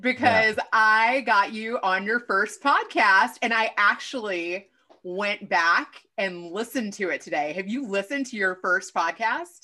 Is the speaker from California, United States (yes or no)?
no; Kentucky, United States; moved away; I am originally from Kentucky, but my dad is from New York